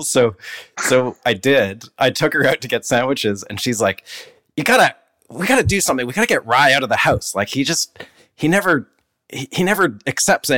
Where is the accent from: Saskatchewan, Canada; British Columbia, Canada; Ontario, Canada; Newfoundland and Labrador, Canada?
British Columbia, Canada; Vancouver; I grew up in Vancouver